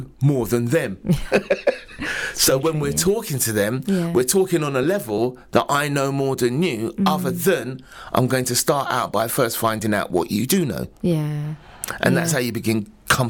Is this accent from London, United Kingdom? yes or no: yes; London, United Kingdom; now in Luton, United Kingdom; I'm originally from London myself.